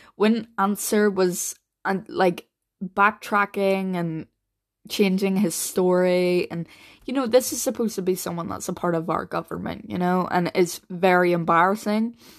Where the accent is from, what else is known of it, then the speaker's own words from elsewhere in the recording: Northern Ireland, United Kingdom; I'm only from Northern Ireland